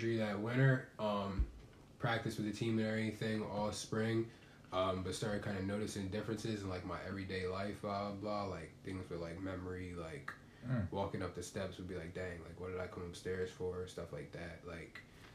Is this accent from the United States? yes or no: yes; Sicklerville, New Jersey, United States; also born or lived in Brooklyn, New York; I actually also grew up in Sicklerville, New Jersey. We live, 5 minutes from each other. I moved here when I was, 1 from Brooklyn, New York